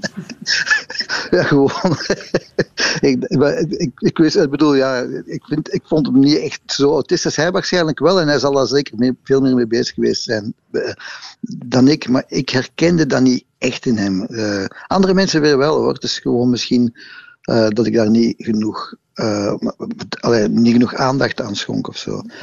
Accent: Brussels, Brussels-Capital Region, Belgium; als Brusselaars

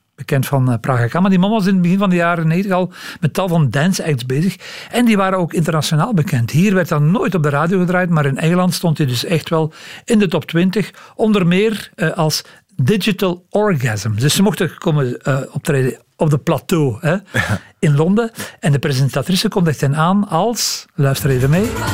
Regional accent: Belgium; als Belgen

